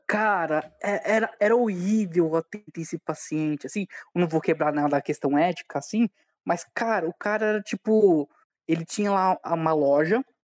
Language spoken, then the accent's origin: Portuguese; São Bernardo do Campo, São Paulo, Brazil; also born or lived in Diadema; Nasci em Diadema, mas sempre morei aqui em São Bernardo.